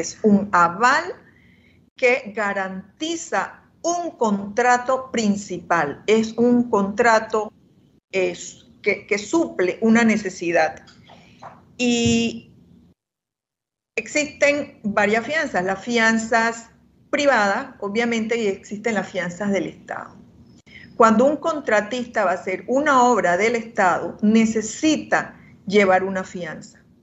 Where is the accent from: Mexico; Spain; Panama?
Panama; todos somos panameños